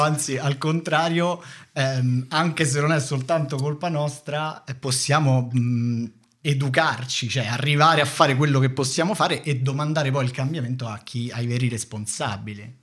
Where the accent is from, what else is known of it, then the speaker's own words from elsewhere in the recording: Rome, Lazio, Italy; vivevo a Prima Valle